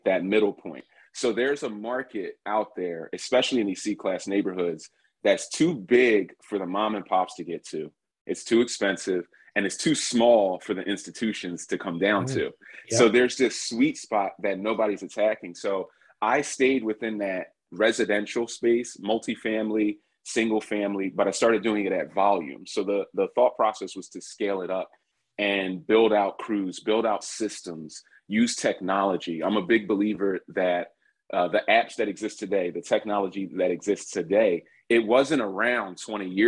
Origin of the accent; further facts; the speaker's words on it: Philadelphia, Pennsylvania, United States; also born or lived in New York City; Philly, my hometown, which is where I'm from, kind of grew up there during that Allen Iverson era